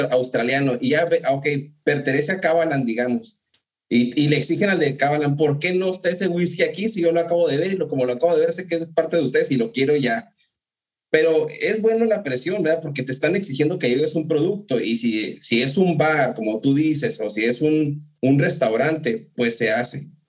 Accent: Ciudad Juárez, Chihuahua, Mexico; yo soy de Juárez y Edgar también, eh, y dicen, yo, yo vivía en Juárez

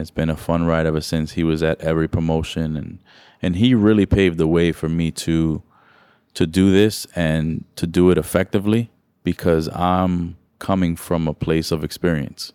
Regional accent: New York City, New York, United States; I grew up in New York City

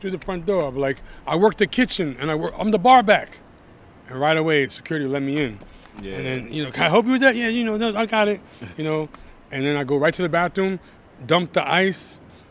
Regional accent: New York City, New York, United States; also born or lived in Brentwood, Long Island; I'm living in Brentwood, Long Island, I'm back in the city, even though I was born and raised in Brooklyn

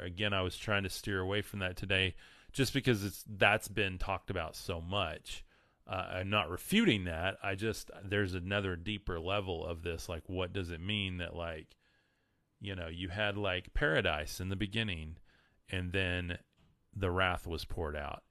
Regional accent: West Texas, United States; I'm from West Texas

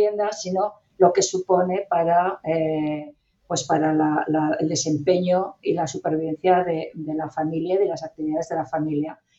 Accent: Basque Country, Spain; yo también soy del País Vasco

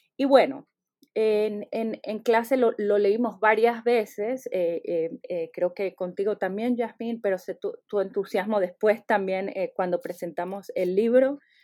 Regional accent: Venezuela; born or raised there; now in United States

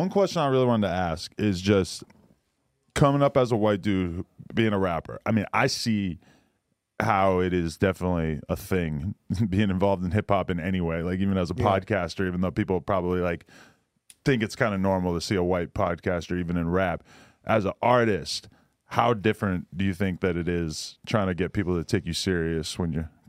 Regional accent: East Coast, United States; Like, I grew up on the East Coast, and I saw a bunch of subtle racism

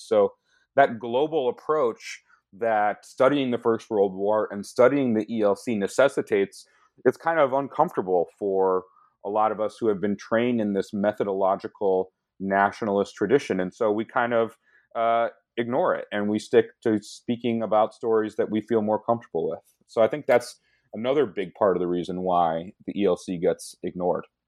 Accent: Michigan, United States; I grew up in Michigan

